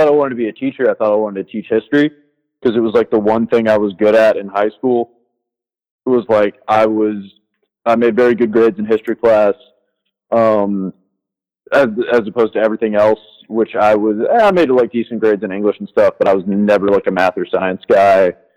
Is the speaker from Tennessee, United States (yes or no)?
yes; Tennessee, United States; like I said, I'm from Tennessee, so definitely grew up around a lot of country music, never really got into it.